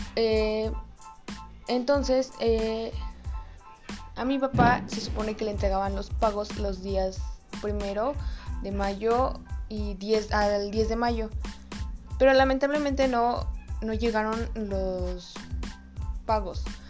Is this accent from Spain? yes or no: no; Mexico